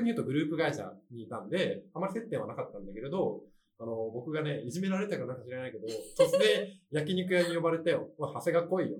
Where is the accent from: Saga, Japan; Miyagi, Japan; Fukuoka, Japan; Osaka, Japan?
Miyagi, Japan; 僕が宮城県出身っていうこともあって